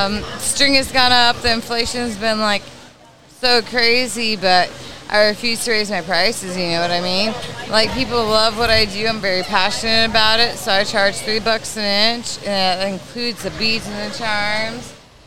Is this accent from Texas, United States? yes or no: yes; South Padre Island, Texas, United States; born and raised in South Padre Island.